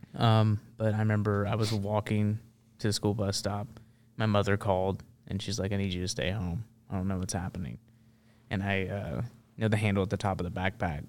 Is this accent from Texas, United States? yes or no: no; Memphis, Tennessee, United States; now in Nashville, United States; I grew up in Memphis, and that's a very um, interesting place to grow up.